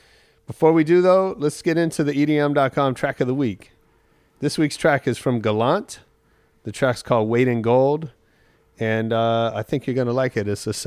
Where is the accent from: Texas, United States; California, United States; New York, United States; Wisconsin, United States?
California, United States; San Francisco Bay Area; I'm from the Bay Area